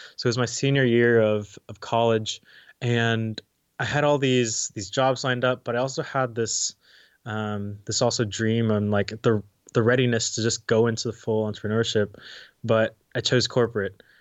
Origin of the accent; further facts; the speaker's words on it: Dallas, Texas, United States; moved away as an adult; also born or lived in Arkansas; born and raised in Dallas, um, and then high school is also in Dallas.